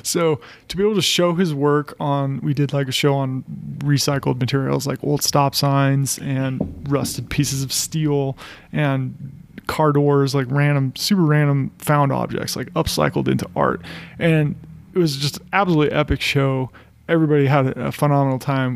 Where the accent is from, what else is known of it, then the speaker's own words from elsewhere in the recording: United States; moved away as an adult; also born or lived in Colorado Springs, Colorado; now in Boulder, United States; I grew up in Tahoe, and it's a pretty small. It was a pretty small town